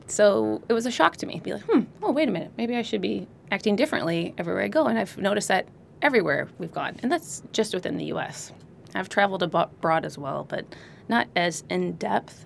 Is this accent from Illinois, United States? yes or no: yes; Illinois, United States; also born or lived in Colorado Springs / Las Cruces, New Mexico / Hawaii; now in California, United States; I grew up in Illinois. I'm not, not from California originally